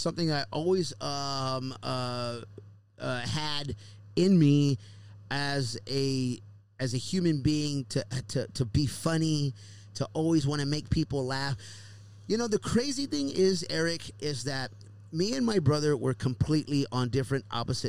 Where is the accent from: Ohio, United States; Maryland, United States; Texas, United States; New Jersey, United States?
Texas, United States; Houston; my son is in the radiology program back home in my hometown. Down in Houston, Texas, where he lives